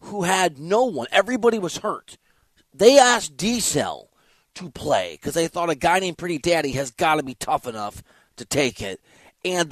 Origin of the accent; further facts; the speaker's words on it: Iowa, United States; moved away; I'm from Iowa